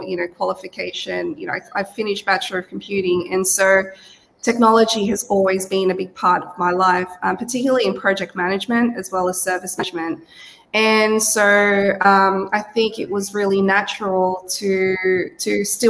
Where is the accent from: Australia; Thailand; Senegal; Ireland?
Australia; accent: Aussie; also born or lived in Cavite City, Philippines; born in the Philippines. So I was born in Cavite City, but I came here to Australia when I was five years old. So I was pretty much raised here.